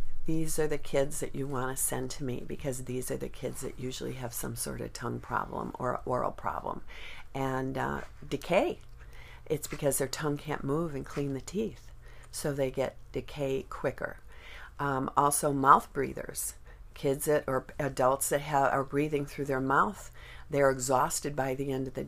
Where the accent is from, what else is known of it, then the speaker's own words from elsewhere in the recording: Chicago, Illinois, United States; moved away as an adult; now in Fountain Hills, United States; I'm from Chicago